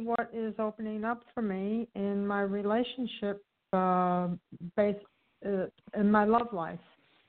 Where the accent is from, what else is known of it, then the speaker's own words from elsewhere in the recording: Chicago, Illinois, United States; I was born in Chicago.